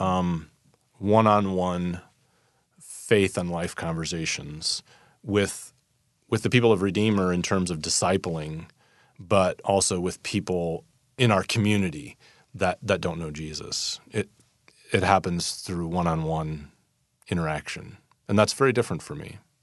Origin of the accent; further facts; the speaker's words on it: Fort Wayne, Indiana, United States; moved away as an adult; also born or lived in Council Bluffs, Iowa / Saint Louis, Missouri; now in San Francisco, United States; I grew up in Fort Wayne, Indiana